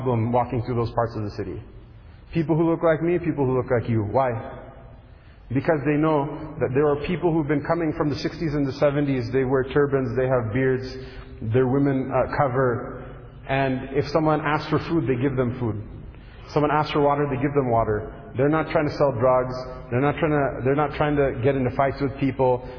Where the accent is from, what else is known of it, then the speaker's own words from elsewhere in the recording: United States; I come from America